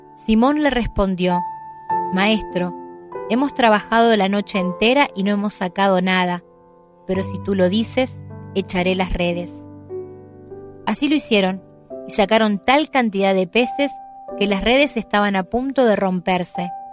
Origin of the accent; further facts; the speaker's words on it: Santo Tomé, Santa Fe, Argentina; now in Córdoba, Argentina; soy oriunda de Santo Tomé, Santa Fe, allí nací.